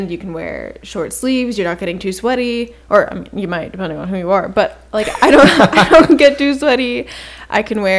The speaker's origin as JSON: {"language": "English", "town": "Greensboro", "region": "North Carolina", "country": "United States", "said": "I'm from Greensboro, North Carolina, and that's a relatively flat place."}